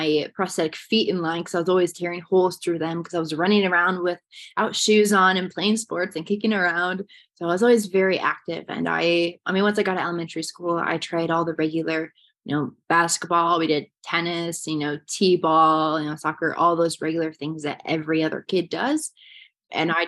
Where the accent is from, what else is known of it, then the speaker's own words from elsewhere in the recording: Swisher, Iowa, United States; I grew up in Swisher, Iowa, just south of Cedar Rapids